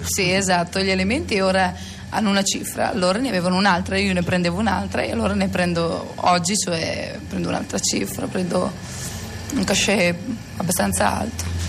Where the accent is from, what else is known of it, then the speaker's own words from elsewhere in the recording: Sassuolo, Emilia-Romagna, Italy; io sono nata a Sassuolo di Modena 19 anni fa